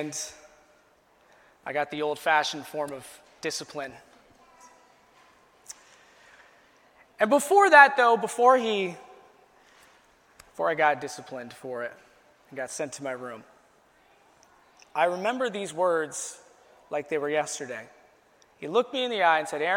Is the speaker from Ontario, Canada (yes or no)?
yes; Chatham-Kent, Ontario, Canada; my hometown of Chatham, Kent.